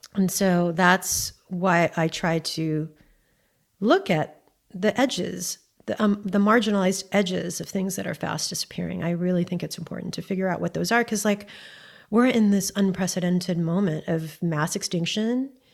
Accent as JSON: {"language": "English", "region": "Hawaii", "country": "United States", "tie": "born or raised there", "said": "we both went to the most expensive private school in Hawaii"}